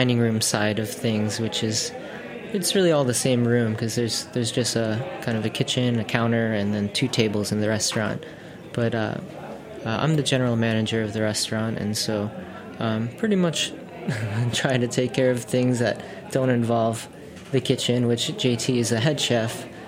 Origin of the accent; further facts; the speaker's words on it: St. Louis, Missouri, United States; I grew up in St. Louis, Missouri